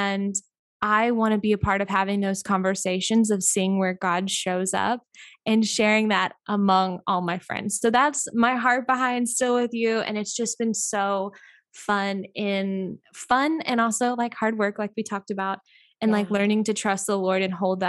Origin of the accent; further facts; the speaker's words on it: Missouri, United States; now in Pensacola, United States; So I am originally from Mid, Missouri. So I moved to Pensacola, the Gulf Coast, the beautiful Emerald Gold Coast.